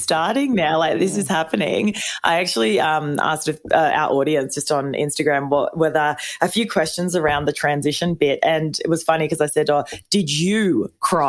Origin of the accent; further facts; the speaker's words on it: Melbourne, Victoria, Australia; we're from Melbourne, but it's usually four seasons in a day